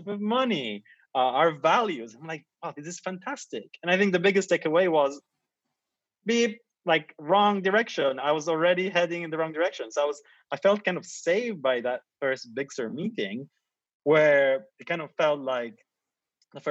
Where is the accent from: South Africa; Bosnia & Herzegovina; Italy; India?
Italy; also born or lived in Asia; now in London, United Kingdom; I come from Italy